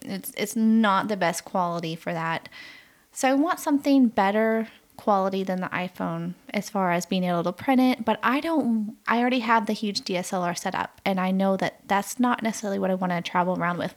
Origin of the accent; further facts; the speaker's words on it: United States; moved away; my home country